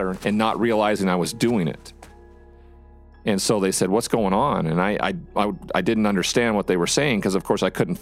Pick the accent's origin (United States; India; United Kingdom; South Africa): United States; Montana; my home state of Montana